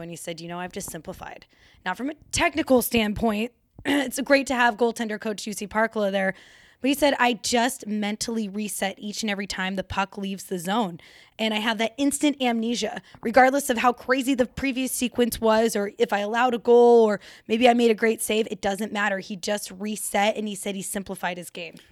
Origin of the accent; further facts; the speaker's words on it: Colorado, United States; Born and raised in Colorado